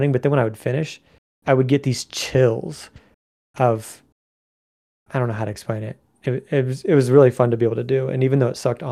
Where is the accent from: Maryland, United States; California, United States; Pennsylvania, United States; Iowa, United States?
Iowa, United States; Ottumwa; moved away; my hometown of Ottumwa